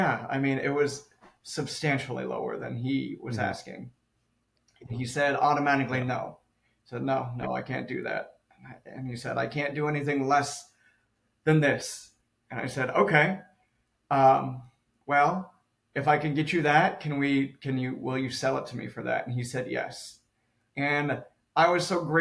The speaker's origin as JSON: {"language": "English", "region": "Southern California", "country": "United States", "said": "I'm from Southern California, from the city"}